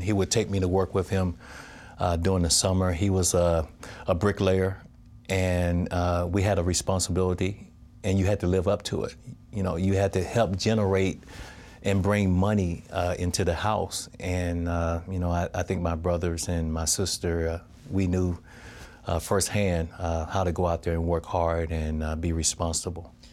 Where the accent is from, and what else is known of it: Crawford, Mississippi, United States; born or raised there